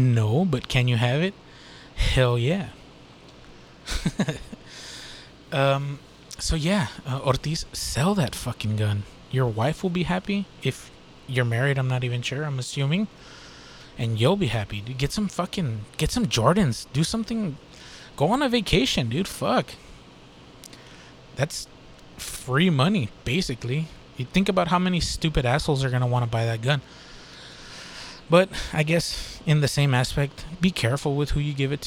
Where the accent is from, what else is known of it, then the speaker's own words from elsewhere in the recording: Texas, United States; I'm from Texas.